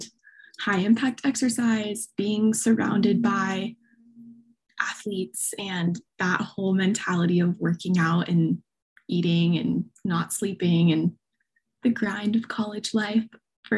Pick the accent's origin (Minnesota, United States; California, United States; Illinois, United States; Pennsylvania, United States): California, United States; Southern; Born and raised Southern California